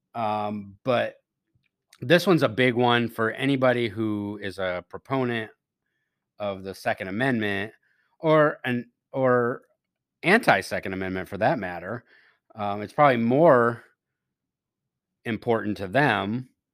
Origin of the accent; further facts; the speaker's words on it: Maryland, United States; my home state of Maryland